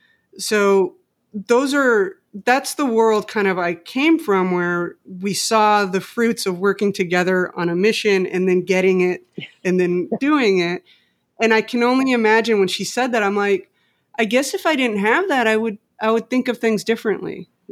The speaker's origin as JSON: {"language": "English", "region": "Mexico City", "country": "Mexico", "tie": "born or raised there", "moved": "as an adult", "lives_now": "United States", "said": "I grew up in Mexico City, just so you know."}